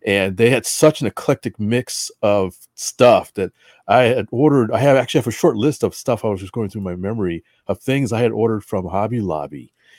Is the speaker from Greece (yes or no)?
no; New England, United States; I'm a Yankee boy. I grew up in New England.